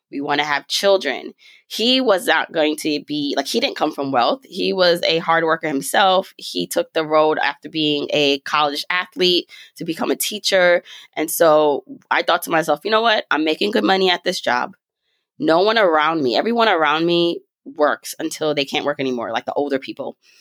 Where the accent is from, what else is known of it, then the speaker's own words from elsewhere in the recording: New York, United States; also born or lived in Jamaica; I was raised in New York. I was raised in Brooklyn